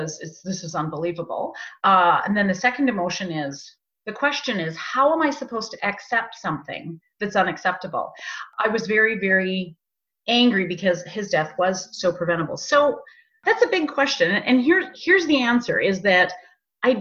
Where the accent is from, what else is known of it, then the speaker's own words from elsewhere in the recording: Canada; we lived in Canada. We're Canadian.